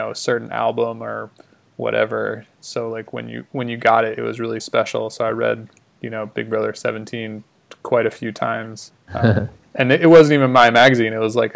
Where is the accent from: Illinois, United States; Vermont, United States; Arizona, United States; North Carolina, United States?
North Carolina, United States; Winston-Salem; We didn't have access to any cool skate shops where I grew up in Winston-Salem, North Carolina